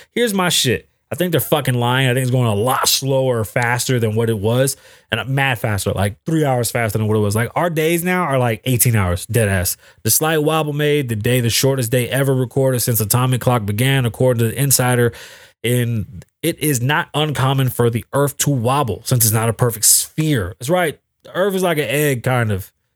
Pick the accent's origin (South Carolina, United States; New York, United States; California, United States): New York, United States; now in Las Vegas, United States; I'm from New York